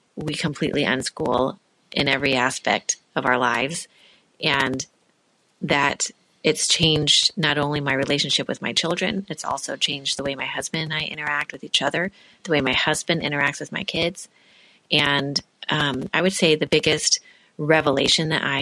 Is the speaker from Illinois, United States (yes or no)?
yes; Illinois, United States; I'm from Illinois.